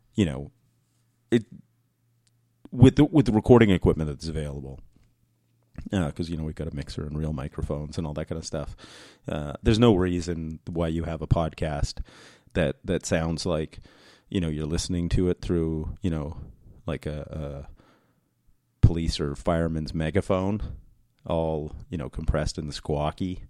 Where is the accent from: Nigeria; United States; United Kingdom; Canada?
Canada; New Brunswick; we lived in, like, rural New Brunswick, Um, it's where I was raised